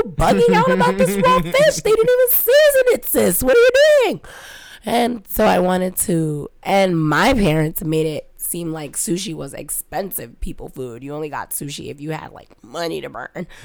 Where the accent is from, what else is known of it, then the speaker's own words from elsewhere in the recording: New York, United States; I'm a New Yorker